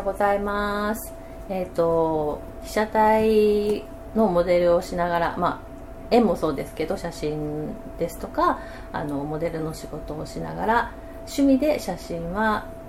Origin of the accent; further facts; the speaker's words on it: Okinawa, Japan; moved away as an adult; now in Yokohama, Japan; 沖縄で生まれ育って